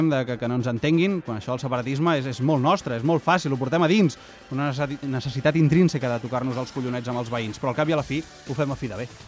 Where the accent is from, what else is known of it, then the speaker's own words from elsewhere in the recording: Barcelona, Catalonia, Spain; Els de Barcelona sempre hem de tenir alguna cosa a dir. I el separatisme que us porto és el del meu barri, Sant Andreu del Palomar. Sant Andreu del Palomar és el barri del cor de la ciutat, diguéssim, el que està allà al cor del districte de Sant Andreu